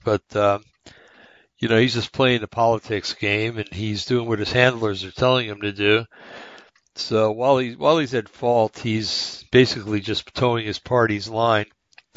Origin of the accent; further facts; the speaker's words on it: United States; I'm an American